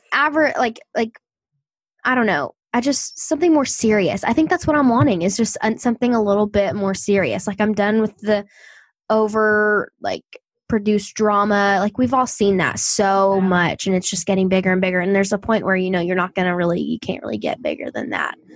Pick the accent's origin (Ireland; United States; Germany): United States; the South; I'm from the South